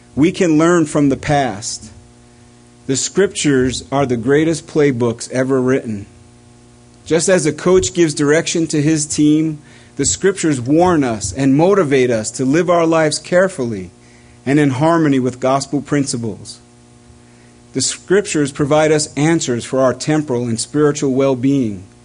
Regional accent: East Coast, United States; growing up on the East Coast

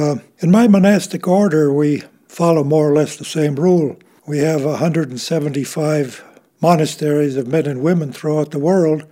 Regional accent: Chicago, Illinois, United States; born there; Well, I was born in Chicago to a very traditional Catholic family. My background is Polish on both sides of the family.

